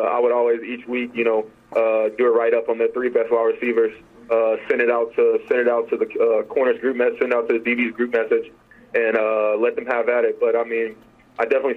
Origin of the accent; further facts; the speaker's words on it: Nashville, Tennessee, United States; my hometown where I grew up, where I went to school